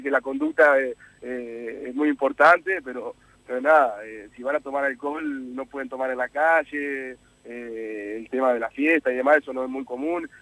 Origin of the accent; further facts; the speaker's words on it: Uruguay; yo he jugado más tiempo en el exterior que, acá en mi país